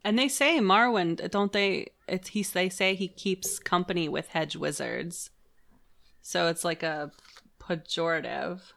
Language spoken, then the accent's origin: English; Pittsburgh, Pennsylvania, United States; I'm from Pittsburgh and we don't really have a public transit system